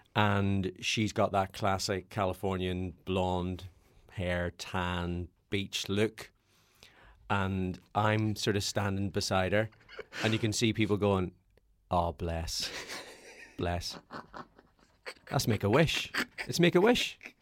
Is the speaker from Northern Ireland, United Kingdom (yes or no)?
yes; Northern Ireland, United Kingdom; grew up as a Irish Catholic hmm. in Northern Ireland